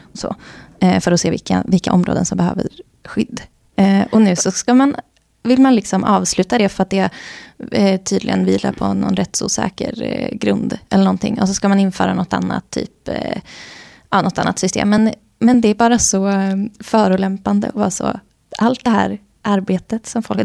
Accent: Värmland, Sweden; nu talar jag i mitt värmländska hjärta

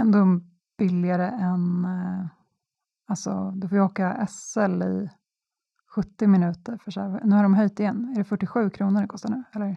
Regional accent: Stockholm, Stockholm County, Sweden; jag är stockholmare i eh, vad är det, tredje

